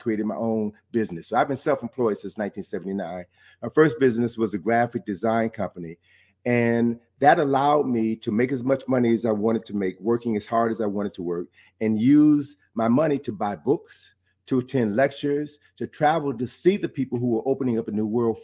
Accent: Chicago, Illinois, United States; moved away as an adult; I'm from Chicago.

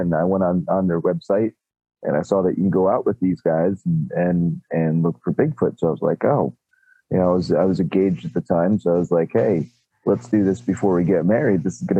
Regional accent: northwestern New Jersey, United States; from northwestern New Jersey. Kind of in the armpit between Pennsylvania and New York.

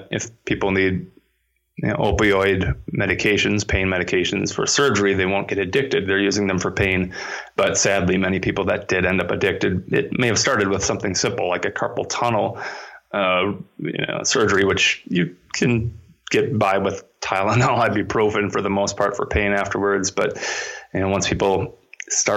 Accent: Minnesota, United States; my home state public institution, the University of Minnesota

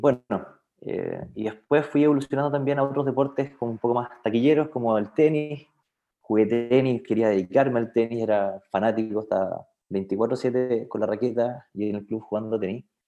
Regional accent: Los Ángeles, Biobío, Chile; moved away as an adult; now in Concepción, Chile; oriundo de Los Ángeles

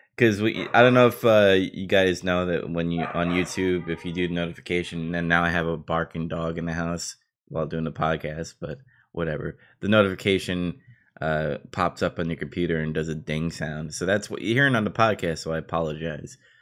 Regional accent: New York City, New York, United States; prop to Queensboro, uh, my hometown over there

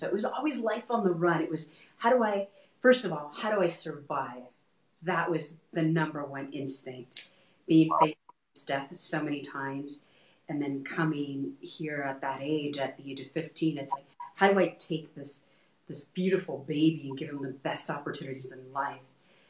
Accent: Texas, United States; now in Colorado, United States; So we're originally from Texas and we moved from point A to point B.

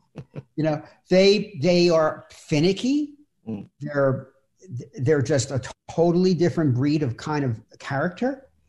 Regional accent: Philadelphia, Pennsylvania, United States; I'm from Philadelphia

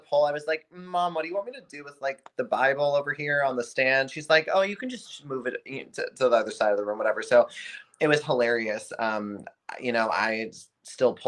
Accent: Boston, Massachusetts, United States; also born or lived in Winchester, Massachusetts / southern New Hampshire; I was born in Winchester, Massachusetts, which is like just outside of Boston. And kind of grew up half in Boston, half in southern New Hampshire.

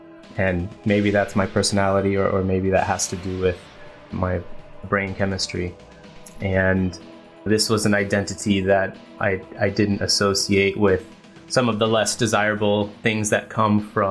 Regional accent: Burlingame, California, United States; I grew up in the Bay Area, so it was a great town, Burlingame

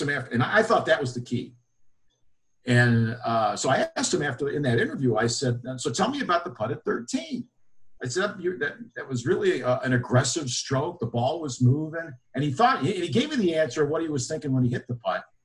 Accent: Buffalo, New York, United States; I grew up in Buffalo, New York.

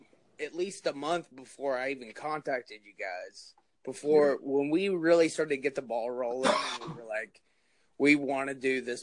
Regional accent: New Jersey, United States; Don't put over the Garden State if you don't have to, even though it is my home state.

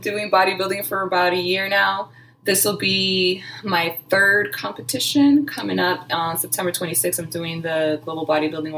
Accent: New Jersey, United States; I'm Puerto Rican. I'm from New Jersey.

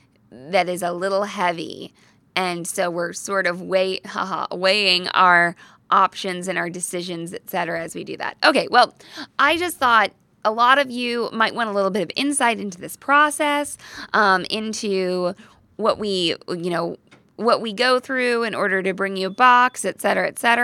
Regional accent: Missouri, United States; We're from Missouri.

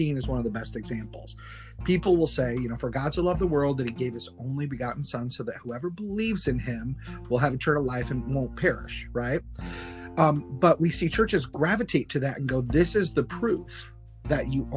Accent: Kalamazoo, Michigan, United States; moved away; my hometown, Kalamazoo, Michigan

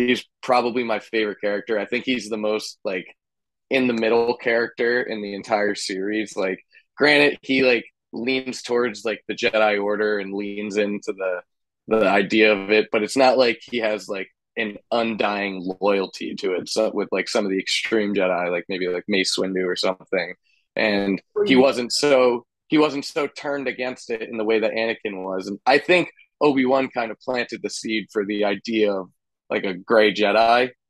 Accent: King of Prussia, Pennsylvania, United States; moved away as an adult; also born or lived in Rochester, New Hampshire / Toms River, New Jersey; now in Dallas, United States; I grew up in King of Prussia

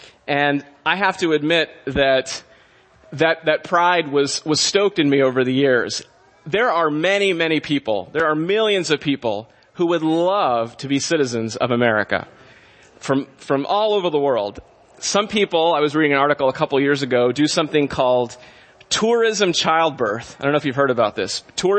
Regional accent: Southern California, United States; My younger brother and I were born and raised in Southern California, and we attended public school.

